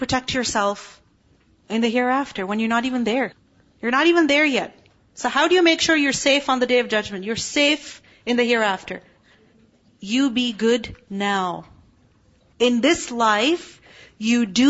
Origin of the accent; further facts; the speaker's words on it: Pakistan; moved away; I'm from Pakistan